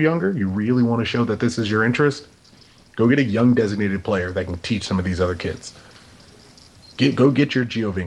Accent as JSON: {"language": "English", "town": "Los Angeles", "region": "California", "country": "United States", "said": "we are from Southern California. We are from Los Angeles"}